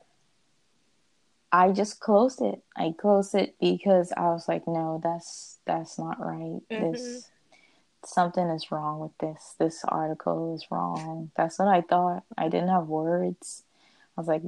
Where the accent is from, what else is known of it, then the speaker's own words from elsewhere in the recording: Bahamas; moved away as an adult; now in Searcy, United States; I am from the Bahamas, and yes, I'm an international student as well